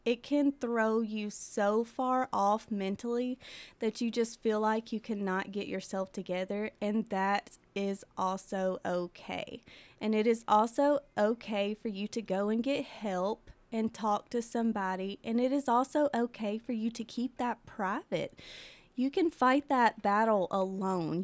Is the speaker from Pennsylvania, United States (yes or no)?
no; Mount Pleasant, Tennessee, United States; born or raised there; now in Pulaski, United States